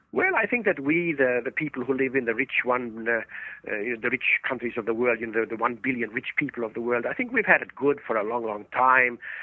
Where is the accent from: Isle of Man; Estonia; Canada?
Estonia; moved away; I was born in Estonia many, many years ago, and and, and there in in Estonia, uh, for 50 years